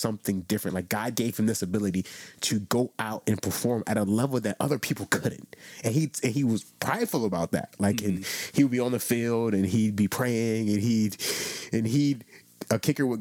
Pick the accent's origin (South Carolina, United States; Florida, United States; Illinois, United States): Florida, United States; South; I was born in South Rancho, Florida, South Florida, small church. My grandmother's church was probably 30 people